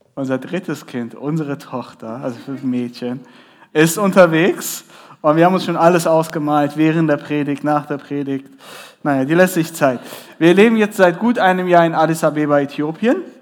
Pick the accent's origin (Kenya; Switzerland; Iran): Iran; now in Ethiopia; ich bin gebürtiger Iraner.